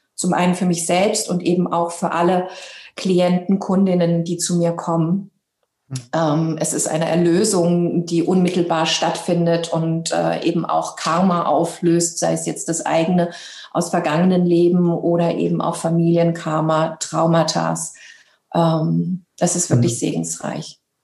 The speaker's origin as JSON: {"language": "German", "town": "Hanau", "region": "Hesse", "country": "Germany", "tie": "born or raised there", "also_born_or_lived": "Libya / Frankfurt am Main / Italy / England", "first_language": "German", "said": "ich bin ähm, in Libyen geboren, habe, äh, habe eben auch eine deutsche Mama. Deswegen ist das eben auch meine Muttersprache und es hat mich eben auch in dieses Land geführt. Ähm, wir sind damals halt eben auch geflüchtet und ich habe dann meine Jugend ähm, und eben auch mein Abitur in Hanau gemacht, in Hessen"}